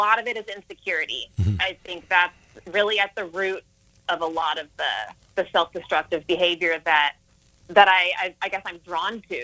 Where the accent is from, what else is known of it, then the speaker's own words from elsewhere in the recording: Texas, United States; also born or lived in San Francisco Bay Area, California; my mom and I relocated to Texas when I was 8